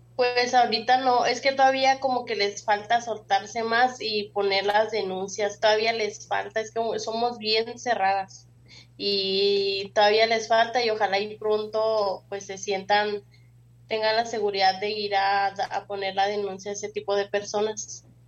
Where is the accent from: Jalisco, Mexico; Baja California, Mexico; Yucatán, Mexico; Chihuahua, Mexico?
Chihuahua, Mexico; also born or lived in Carichí, Chihuahua; yo nací y crecí en Chihuahua